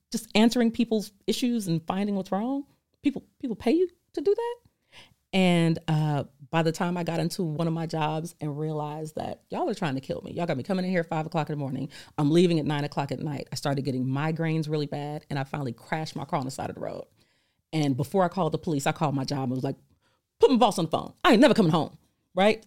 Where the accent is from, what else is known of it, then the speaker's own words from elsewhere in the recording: California, United States; I'm from California